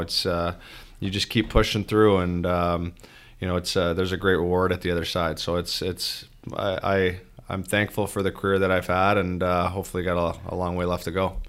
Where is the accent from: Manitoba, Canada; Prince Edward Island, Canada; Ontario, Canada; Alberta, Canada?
Ontario, Canada; just outside of Toronto; now in Detroit, United States; I grew up, um, just outside of Toronto